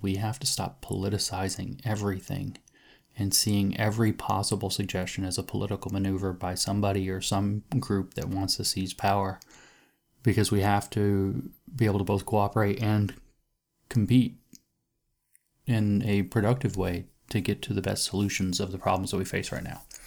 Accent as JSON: {"language": "English", "country": "United States", "said": "I'm an American"}